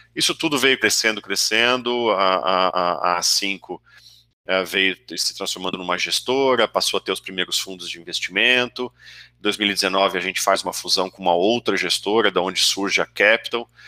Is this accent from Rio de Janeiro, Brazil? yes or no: no; São José dos Campos, São Paulo, Brazil; moved away as an adult; also born or lived in Santa Rita do Passa Quatro; now in São Paulo, Brazil; eu sou de assim, Santa Rita do Passa Quatro, uma cidadezinha aqui no interior do, do Oeste Paulista, mas meus pais viajavam muito e a gente acabou mudando e eu me sinto um joseense de São José dos Campos mais do que qualquer coisa